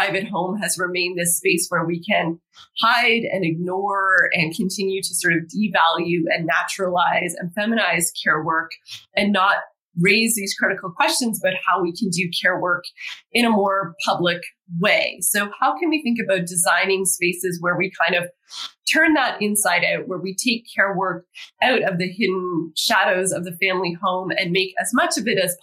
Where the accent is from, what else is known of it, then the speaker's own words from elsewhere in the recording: Toronto, Ontario, Canada; moved away; my hometown, Toronto